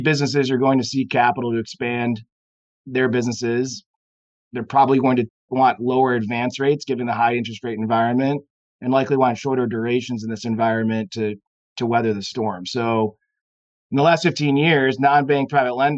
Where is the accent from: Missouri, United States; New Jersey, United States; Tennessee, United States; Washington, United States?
Missouri, United States; St. Louis; now in Chicago, United States; St. Louis, Missouri is my hometown